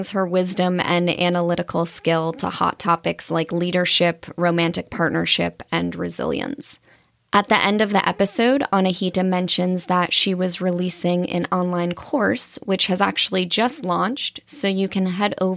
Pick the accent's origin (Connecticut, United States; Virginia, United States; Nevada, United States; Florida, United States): Connecticut, United States; Redding; my hometown of Reading, Connecticut